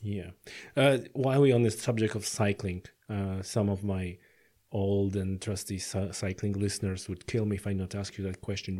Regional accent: Poland; now in Ireland; I come from Poland

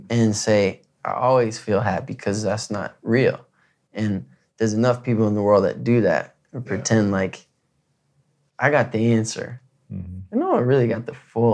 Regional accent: Michigan, United States; In high school, growing up in Michigan

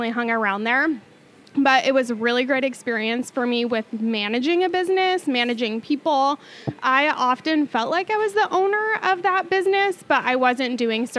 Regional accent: Mukilteo, Washington, United States; now in Camano Island, United States; I am from Mukilteo, Washington, okay. Mukilteo, Everett area. I have lived in Washington like my entire life.

